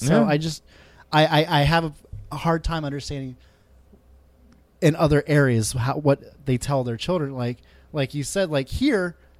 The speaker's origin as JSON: {"language": "English", "area": "Montgomery County", "region": "Maryland", "country": "United States", "tie": "born or raised there", "said": "I grew up in Montgomery County. I went to Albert Einstein High School"}